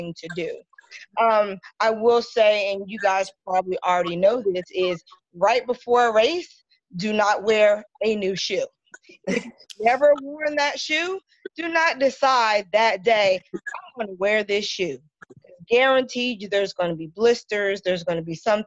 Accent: South Carolina, United States; moved away as an adult; also born or lived in Philadelphia, Pennsylvania; now in Atlanta, United States; I'm originally from South Carolina

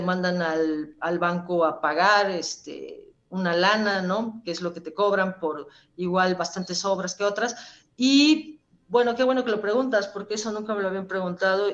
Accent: Puebla, Mexico; somos poblanos

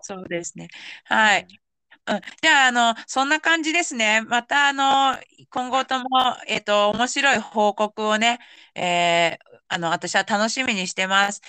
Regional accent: Yamanashi, Japan; 私が山梨県出身だけど

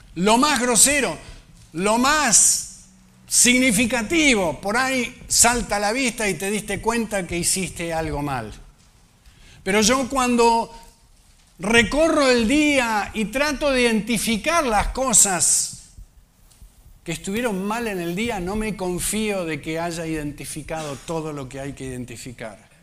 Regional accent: Argentina; nosotros que somos argentinos

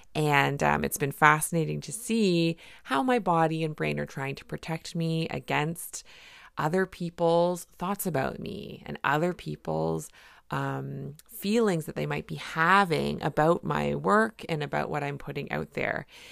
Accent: Canada; I'm a Canadian family physician

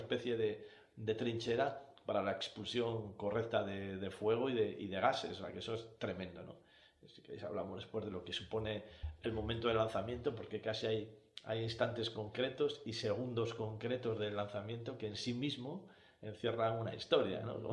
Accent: Cantabria, Spain; los que somos de Cantabria

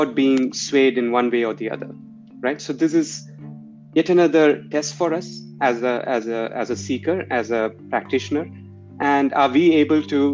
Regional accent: India; moved away; growing up in India at that time

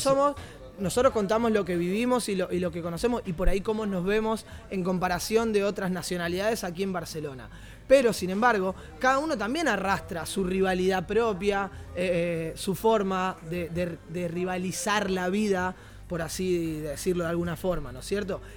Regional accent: Argentina; esa cultura que tenemos nosotros, por lo menos como argentinos

